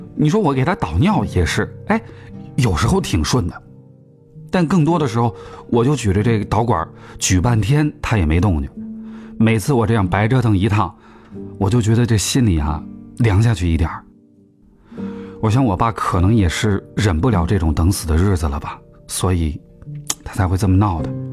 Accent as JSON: {"language": "Chinese", "region": "Guangxi", "country": "China", "tie": "born or raised there", "moved": "yes", "lives_now": "Beijing, China", "said": "我老家在广西"}